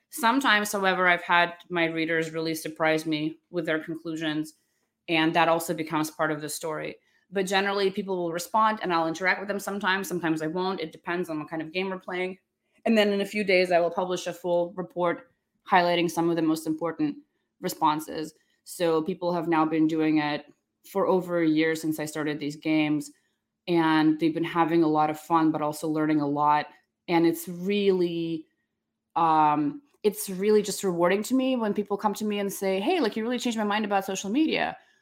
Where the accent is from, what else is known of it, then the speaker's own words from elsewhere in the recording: Charlotte, North Carolina, United States; also born or lived in Ukraine / Russia; I, uh, was born in Ukraine, and I grew up in Charlotte, North Carolina, but before, uh, we moved there, when I was a little girl